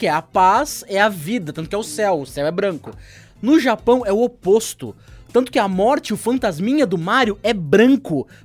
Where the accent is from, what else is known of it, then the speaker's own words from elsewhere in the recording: Brazil; born there; Enfim, eu nasci no Brasil